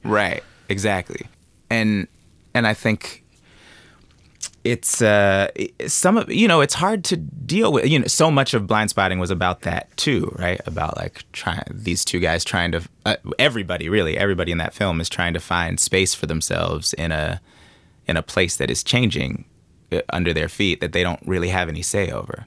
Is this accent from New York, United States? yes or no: no; Oakland, California, United States; growing up in Oakland